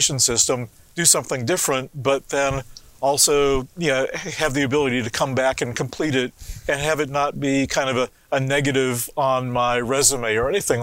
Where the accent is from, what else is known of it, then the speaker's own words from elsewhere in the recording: North Carolina, United States; also born or lived in London, United Kingdom; I was born in London, immigrated to the U.S. when I was 6 months old. My parents both had a love for travel, and also growing up in the U.S. in North Carolina